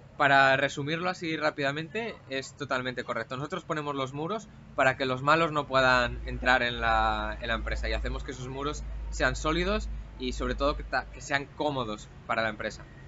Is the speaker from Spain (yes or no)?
yes; Asturias, Spain; físicamente vengo de Asturias